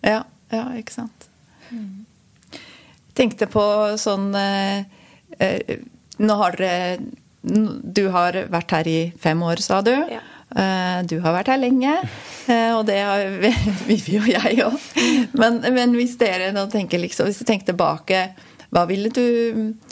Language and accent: Norwegian; Switzerland; moved away as an adult; now in Norway; Jeg er jo opprinnelig fra Sveits. Flytta hit som 20-åring